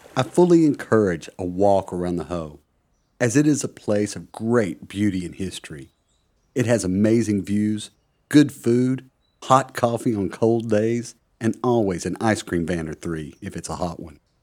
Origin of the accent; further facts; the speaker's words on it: United States; now in Plymouth, United Kingdom; As an American, I love living in Plymouth